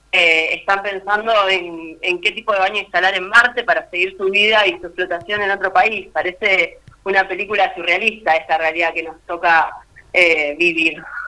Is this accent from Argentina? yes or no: yes; Argentina; generaciones y generaciones de argentinos y latinoamericanos